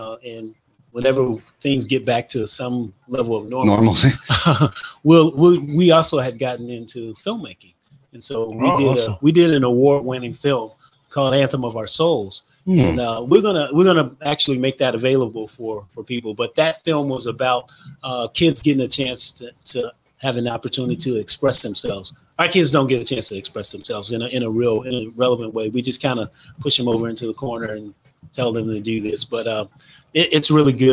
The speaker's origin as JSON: {"language": "English", "town": "Gary", "region": "Indiana", "country": "United States", "tie": "born or raised there", "said": "I'm from Gary, Indiana, as we said before. Mm-hmm. There weren't a lot of artists when I was growing up there"}